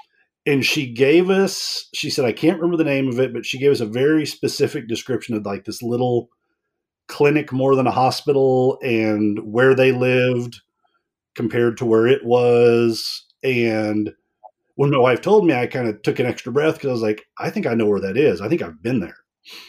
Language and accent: English; Dallas, Texas, United States; born there; I was born in Dallas.